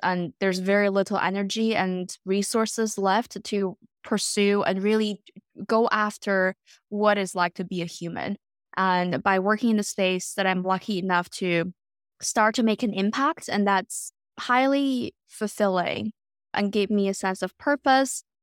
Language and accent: English; Beijing, China; moved away as an adult; also born or lived in North America / Europe; now in Canada; I was born and raised in Beijing, and then later on spent my entire adulthood abroad, um, in North America and Europe. So right now I'm in West Coast, Canada.